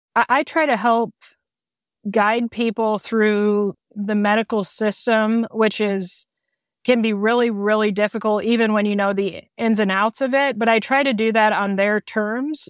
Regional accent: Peoria, Illinois, United States; moved away as an adult; also born or lived in Indiana; now in La Harpe, United States; I'm originally from Peoria, Peoria, Illinois

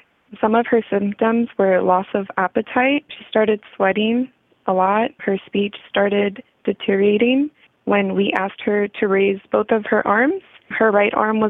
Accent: Bakersfield, California, United States; I'm 22 years old. I was born and raised here in Bakersfield, California

